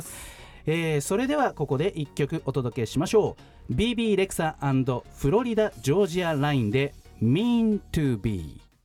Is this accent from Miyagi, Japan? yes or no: no; Tachikawa, Tokyo, Japan; 同じ立川の出